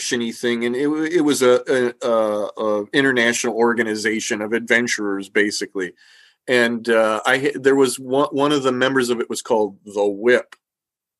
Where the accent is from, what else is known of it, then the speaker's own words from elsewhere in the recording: Ohio, United States; I'm from Ohio